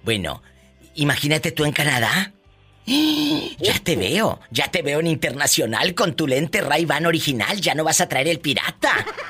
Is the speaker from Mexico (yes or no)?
yes; Mexico